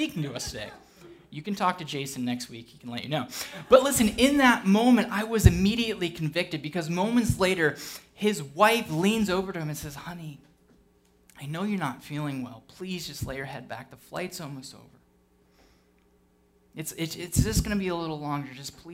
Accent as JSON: {"language": "English", "country": "United Kingdom", "said": "I'm British"}